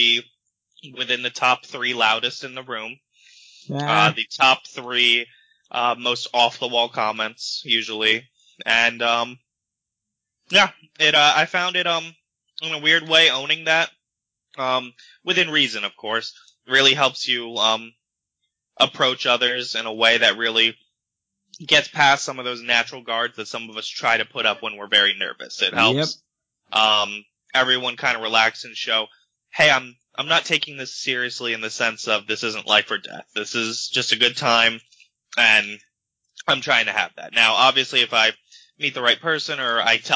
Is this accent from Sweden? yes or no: no; New York, United States; now in Pennsylvania, United States; I'm from New York.